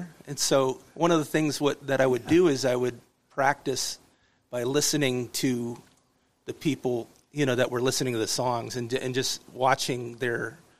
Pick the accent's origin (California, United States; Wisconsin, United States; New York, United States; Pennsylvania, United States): Pennsylvania, United States; Waterford; I'm from Waterford, PA.